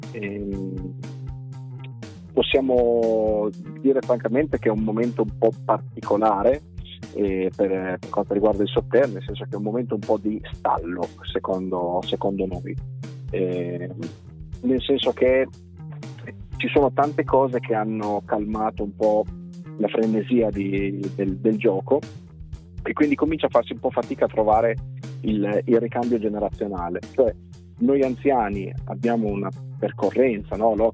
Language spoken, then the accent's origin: Italian; Reggio Emilia, Emilia-Romagna, Italy; sono nato e cresciuto a Reggio Emilia